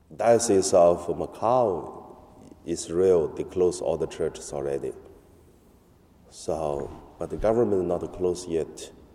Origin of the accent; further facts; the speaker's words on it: China; English is a second language; now in Hong Kong; In my hometown, the police come to our church in mainland